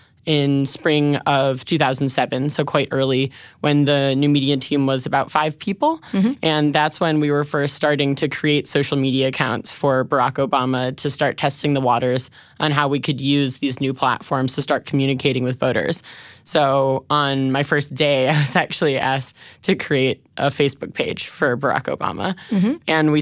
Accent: Chicago, Illinois, United States; So I'm from Chicago.

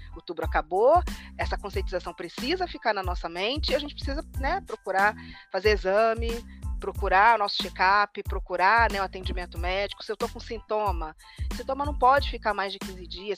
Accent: Rio de Janeiro, Brazil; eu sou carioca de origem

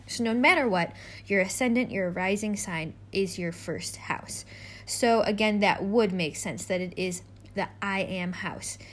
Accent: United States; my home country, which is America. I'm American.

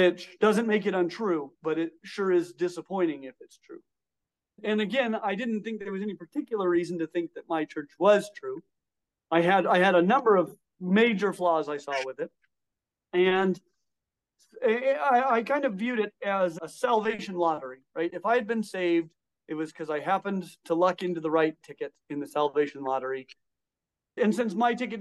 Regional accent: Colorado, United States; I grew up in Colorado.

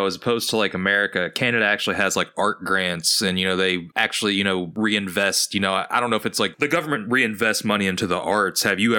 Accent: Louisville, Kentucky, United States; I'm from Louisville

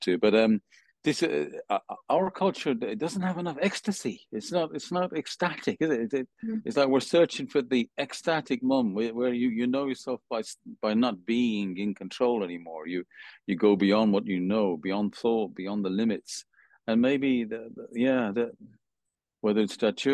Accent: Birmingham, West Midlands, United Kingdom; I was brought up in Birmingham

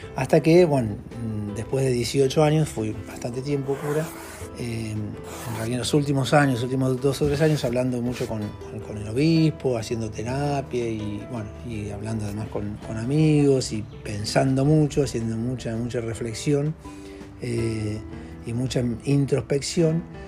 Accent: Argentina; moved away as an adult; now in Ecuador; soy argentino, eh, tengo bastantes años, ya tengo 56 años, eh, vivo acá en Ecuador hace 8 años

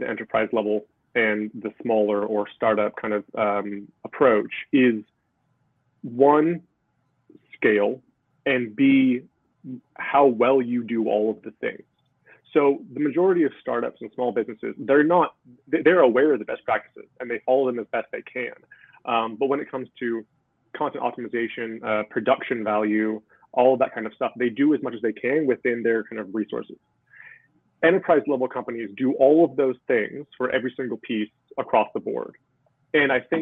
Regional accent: Seattle, Washington, United States; moved away as an adult; now in Wales, United Kingdom; I'm from Seattle.

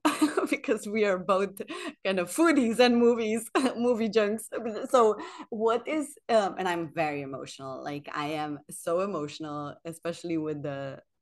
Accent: Slovenia; moved away as an adult; now in Sweden; I moved here 10 years ago from Slovenia. My parents are from Bosnia. So I always had this like colorful culture in me.

